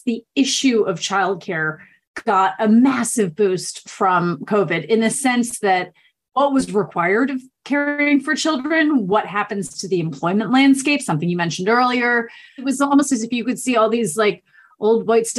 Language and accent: English; United States; moved away as an adult; now in United Kingdom; as an American, when I moved here and I had 2 and 3 year olds